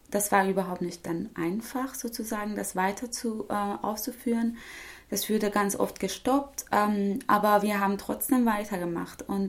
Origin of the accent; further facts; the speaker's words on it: Tehran, Tehran Province, Iran; born there; German is a second language; ich bin in Teheran geboren, 1981.